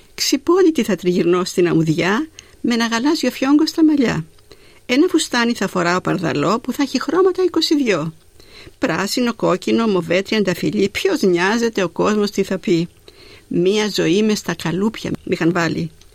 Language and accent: Greek; Zakynthos, Ionian Islands, Greece; moved away as an adult; also born or lived in Athens, Greece; now in Melbourne, Australia; Γεννήθηκα στη Ζάκυνθο, την υπέροχη και την όμορφη